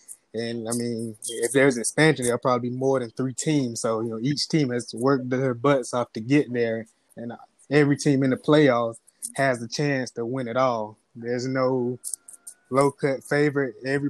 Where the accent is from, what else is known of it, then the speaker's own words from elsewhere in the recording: Moultrie, Georgia, United States; Well, I'm originally from Moultrie, Georgia, a real small town from the south.